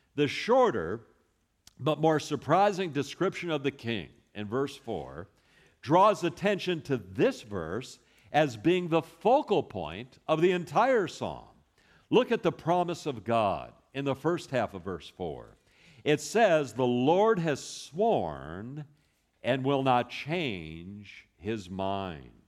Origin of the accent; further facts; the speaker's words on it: Los Angeles, California, United States; now in Texas, United States; I was born in Hollywood, California